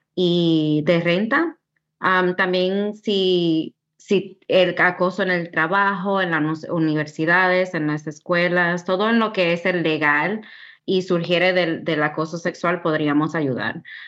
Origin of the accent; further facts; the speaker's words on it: New York City, New York, United States; now in Tennessee, United States; yo soy de Queens, Nueva York. A una temprana edad mis padres um, vinieron de República Dominicana y pues yo y mis hermanos nacimos en New York.